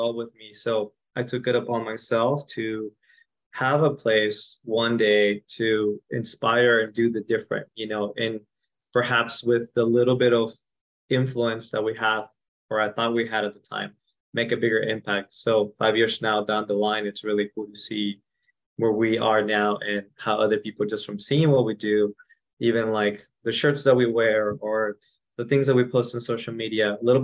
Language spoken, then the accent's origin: English; Mexico; moved away; I grew up in Mexico, in a ranch, so in the rural part of Mexico, not even in the city.